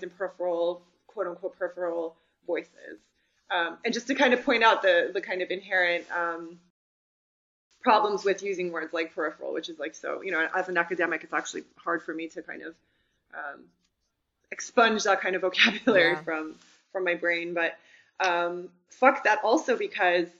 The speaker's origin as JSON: {"language": "English", "region": "California", "country": "United States", "tie": "born or raised there", "also_born_or_lived": "United Kingdom", "moved": "as an adult", "lives_now": "Armenia", "said": "I live in Armenia. I grew up in California, but I spent the majority of my adult life in the UK."}